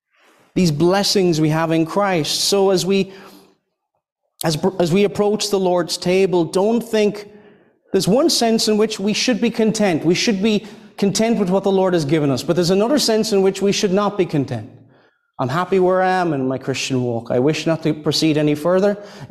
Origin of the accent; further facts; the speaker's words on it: Ireland; I think here we're speaking about this in Scotland, and I'm from Ireland, and somebody might hear, well, rain doesn't sound like a blessing, does it?